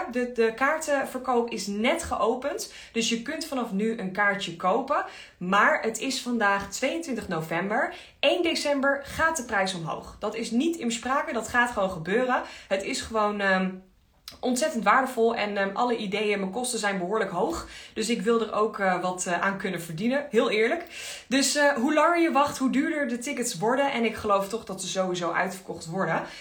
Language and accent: Dutch; Enschede, Overijssel, Netherlands; Ik kom helemaal uit Enschede.